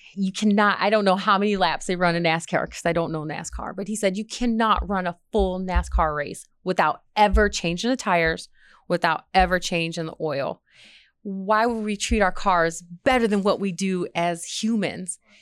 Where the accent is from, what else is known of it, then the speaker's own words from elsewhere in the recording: Michigan, United States; moved away as an adult; now in Redstone Arsenal, United States; I'm from Michigan